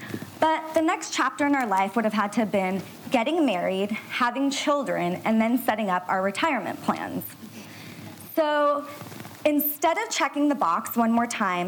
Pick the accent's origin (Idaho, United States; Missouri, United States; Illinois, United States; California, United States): California, United States; Orange County; We're first-generation East Indian women who were born and raised in Orange County, California. And we were coming from an Indian background